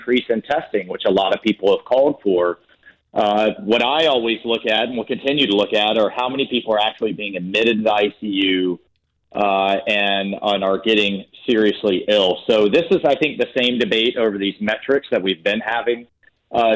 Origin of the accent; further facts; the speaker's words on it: Jacksonville, Florida, United States; I grew up on the West Side, and to think I'd be having a conversation with the president about hosting the Commander-in-Chief and the GOP in my hometown